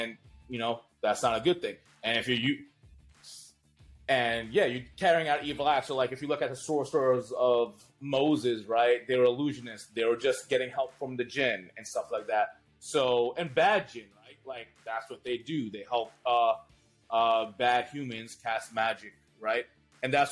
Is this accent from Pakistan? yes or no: yes; Pakistan; We're all Pakistani Muslims here